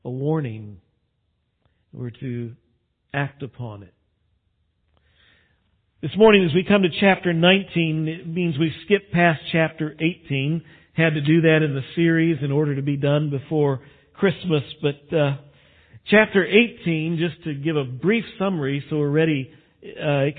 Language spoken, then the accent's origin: English; West Texas, United States; I grew up out in West Texas when I was young